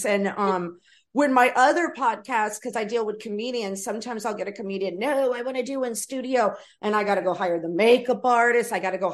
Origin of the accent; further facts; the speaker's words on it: New York, United States; moved away as an adult; also born or lived in Los Angeles, United States; I'm originally from New York